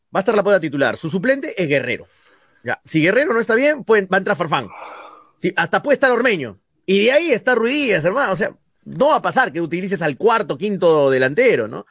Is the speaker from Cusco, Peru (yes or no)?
no; Mollendo, Arequipa, Peru; Nacional de Moyendo, Nacional que es de mi tierra